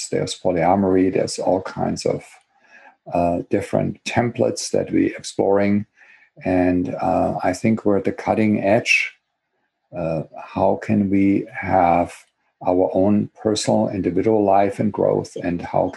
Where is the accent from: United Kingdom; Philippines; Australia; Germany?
Germany; English is a second language; moved away as an adult; now in Berkeley, United States; as you can probably hear from my accent, I was born and grew up in Germany, got my education there. And I came here, believe it or not, already 38 years ago